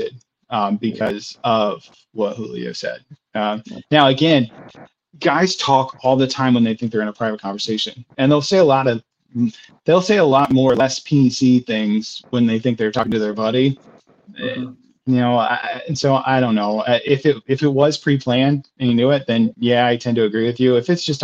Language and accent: English; right outside of Indianapolis, United States; So I grew up in Indiana. So I grew up right outside of Indianapolis